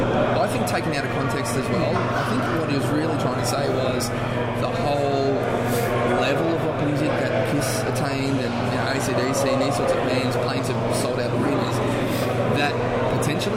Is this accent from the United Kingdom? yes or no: no; Australia; If you haven't figured out the accent by now, so we're from Australia.